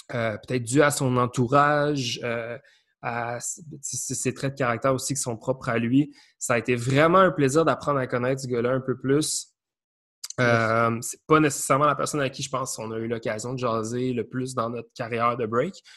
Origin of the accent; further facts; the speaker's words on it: outside Montreal, Quebec, Canada; on vient de l'extérieur de Montréal